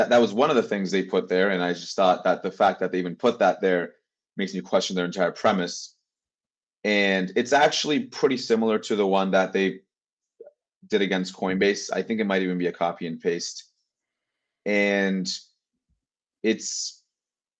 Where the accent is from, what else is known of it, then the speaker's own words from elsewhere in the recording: Turkey; now in Canada; I am from Turkey